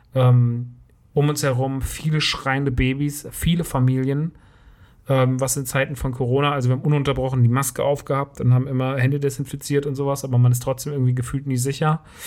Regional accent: Rodgau, Hesse, Germany; in Rottgau. Das ist meine Heimat.

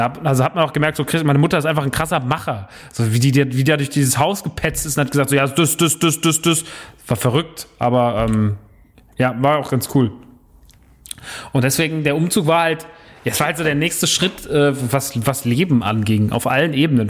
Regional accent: Rodgau, Hesse, Germany; also born or lived in Heusenstamm; Ich bin umgezogen mit elf. Das erste Mal. Wir hatten damals eine Wohnung in Rottgau, äh, Jügesheim

